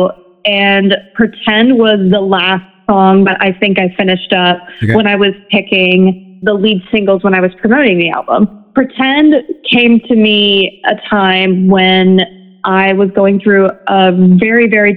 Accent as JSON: {"language": "English", "town": "Memphis", "region": "Tennessee", "country": "United States", "tie": "born or raised there", "moved": "as an adult", "lives_now": "Nashville, United States", "said": "I'm currently based in Nashville, Tennessee, but the vast majority of my life, I grew up in Memphis, Tennessee."}